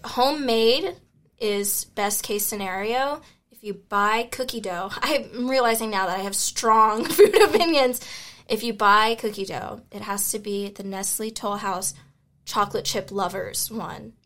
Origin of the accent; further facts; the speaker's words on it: Memphis, Tennessee, United States; I'm from Memphis, Tennessee